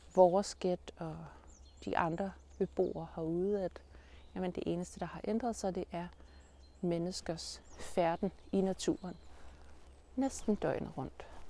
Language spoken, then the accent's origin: Danish; Denmark; vores udgangspunkt som danskere